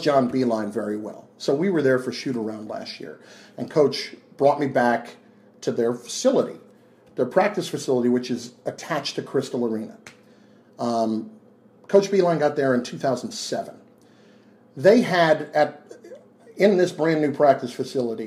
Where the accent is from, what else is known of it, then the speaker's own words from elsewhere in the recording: New Jersey, United States; I grew up in Jersey